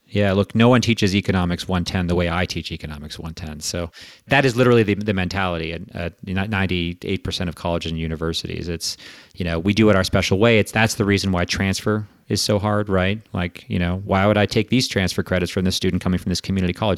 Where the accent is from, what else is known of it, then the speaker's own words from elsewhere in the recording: Canada; accent: Quebecois; moved away as an adult; also born or lived in United States; I'm from Canada originally, and my whole education up through high school was in French, actually.